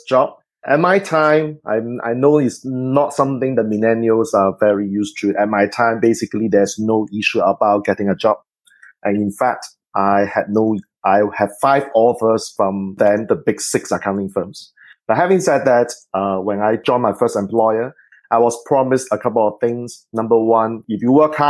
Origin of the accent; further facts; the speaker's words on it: Singapore; I am actually from Singapore